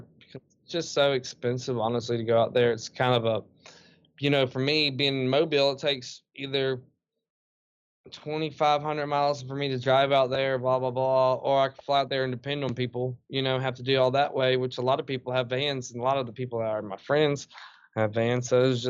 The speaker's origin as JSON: {"language": "English", "region": "Kentucky", "country": "United States", "tie": "born or raised there", "said": "I grew up in Chickasaw Park and kind of chilled with the woods."}